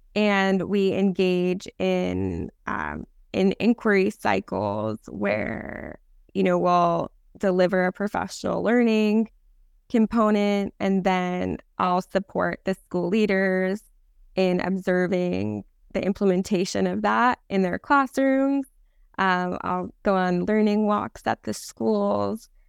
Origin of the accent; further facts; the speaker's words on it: New Jersey, United States; moved away as an adult; now in Los Angeles, United States; when I was growing up in New Jersey, I was in classes